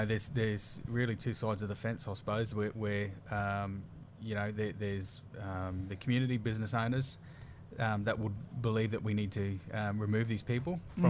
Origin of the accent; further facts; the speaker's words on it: Atherton Tablelands, Queensland, Australia; also born or lived in Bamaga; Tableland boy, yep.